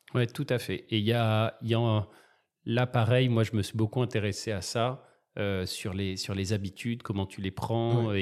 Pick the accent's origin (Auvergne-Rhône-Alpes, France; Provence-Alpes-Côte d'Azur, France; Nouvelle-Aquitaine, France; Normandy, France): Provence-Alpes-Côte d'Azur, France; Marseille; Je suis né à Marseille.